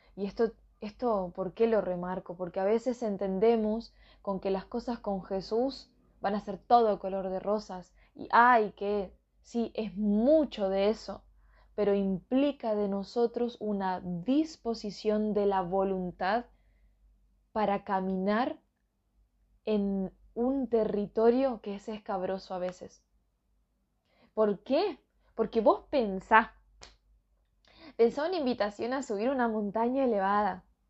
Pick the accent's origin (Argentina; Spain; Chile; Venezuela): Argentina; northern Argentina; soy de Argentina, soy de la parte norte